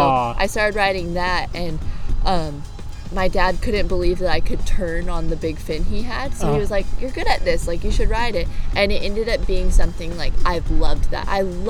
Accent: North Shore of Oahu, Hawaii, United States; I'm from the North Shore of Oahu. And you were born and raised there? I was, yeah.

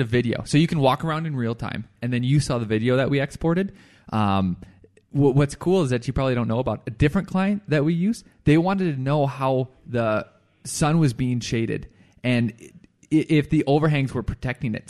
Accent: Firestone, Colorado, United States; Firestone, my hometown

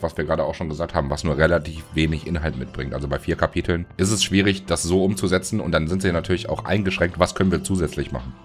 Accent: Germany; für uns als Deutsche

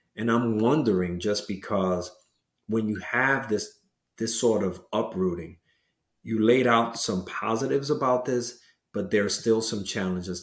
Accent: New York City, New York, United States; growing up in Washington Heights

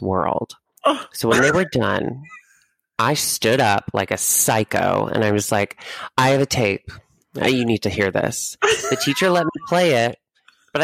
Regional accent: Memphis, Tennessee, United States; And I'm from Memphis

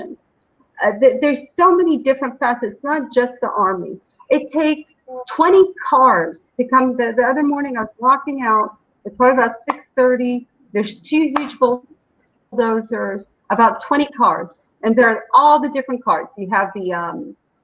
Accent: United States; now in Shuafat, Jerusalem; as an American

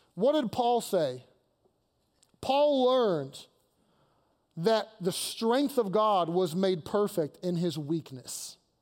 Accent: Kentucky, United States; now in Pittsburgh, United States; I'm from Kentucky, where we marry our cousins

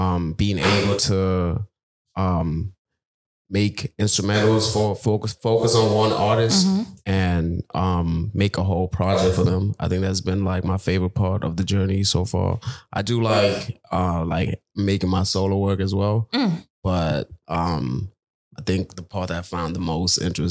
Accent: Zimbabwe; now in New Jersey, United States; I'm a producer from Zimbabwe, but currently based in Jersey.

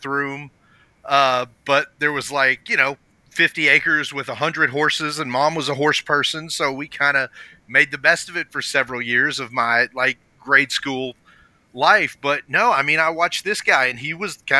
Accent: Virginia, United States; moved away; also born or lived in San Francisco, California / Kentucky; So we moved in with him in Virginia

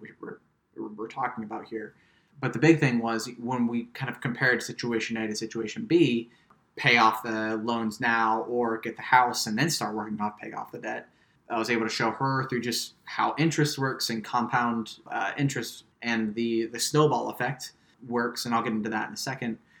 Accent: Midwest, United States; moved away; I'm from the Midwest, which is a very man is the breadwinner kind of culture.

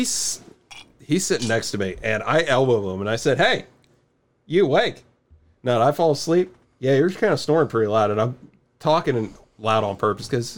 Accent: Western Pennsylvania, United States; I'm from Western Pennsylvania

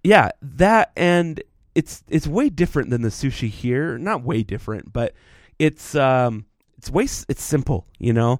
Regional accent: Texas, United States; now in Utah, United States; growing up in Texas where it's flat

